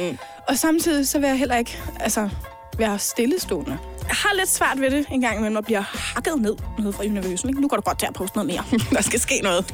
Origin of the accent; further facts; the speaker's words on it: Denmark; Jeg er 22 år, og jeg kommer fra Hundi